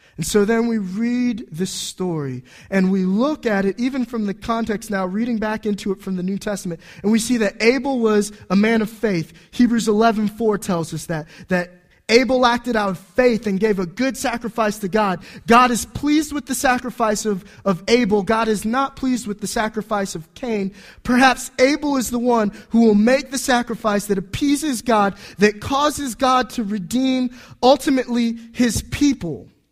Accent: Homestead, Florida, United States; moved away; also born or lived in Washington, D.C. metropolitan area; I was born in an Air Force base in Homestead, Florida, that doesn't exist anymore, or at least a hospital that doesn't exist. Uh, my wife traces her ancestry back to people who signed the Declaration of Independence. She's from New Jersey. I'm from Florida

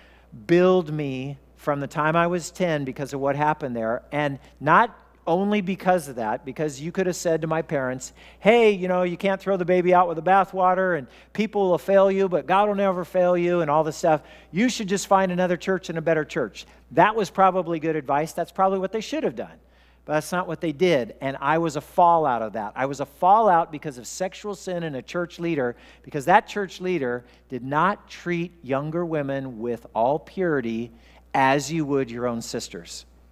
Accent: Wichita, Kansas, United States; born there; also born or lived in Oklahoma; I was born in Wichita, Kansas, and we were going to church there. And then we moved to Oklahoma for 2 years, and we stopped going to church.

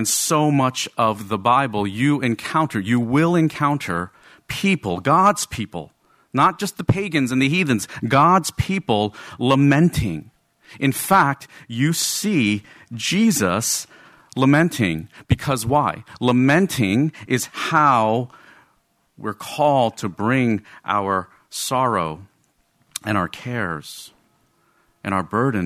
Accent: Rutherford, New Jersey, United States; I'm Asian American, okay? But I grew up in Rutherford, New Jersey, in a very Roman Catholic Irish American neighborhood.

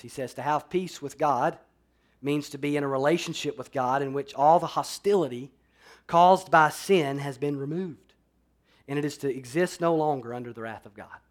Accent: Alabama, United States; now in Florida, United States; I grew up in Alabama

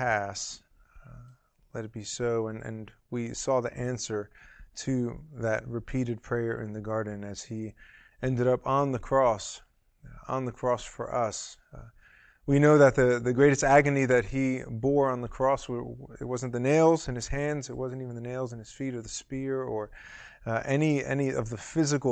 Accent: New York City, New York, United States; moved away; I'm from New York originally, from Manhattan

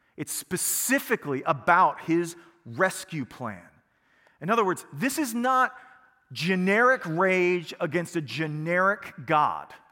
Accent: United States; we are American

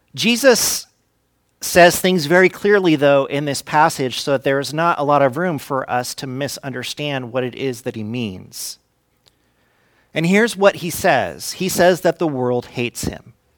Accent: Fresno, California, United States; growing up in Fresno

